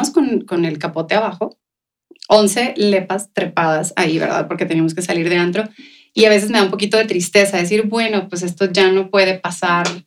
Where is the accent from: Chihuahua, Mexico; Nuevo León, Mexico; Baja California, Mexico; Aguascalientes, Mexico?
Chihuahua, Mexico; Ciudad Juárez; moved away as an adult; now in El Paso, United States; Pero la verdad es que soy eh, nacida aquí en El Paso, okay. Eh, pero viví, ¿qué te gusta? Hasta mis 21 años más o menos en Ciudad Juárez. Así que soy de Juárez